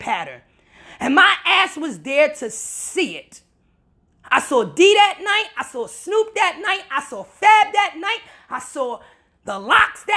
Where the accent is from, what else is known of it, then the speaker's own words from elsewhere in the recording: New York, United States; I'm from New York